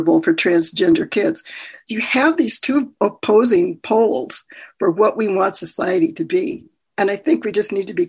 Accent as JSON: {"language": "English", "region": "Minnesota", "country": "United States", "tie": "born or raised there", "also_born_or_lived": "Tulsa, Oklahoma"}